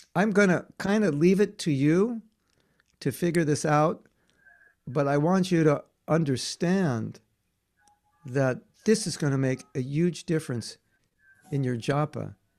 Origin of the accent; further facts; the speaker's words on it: near Hollywood, California, United States; I grew up near Hollywood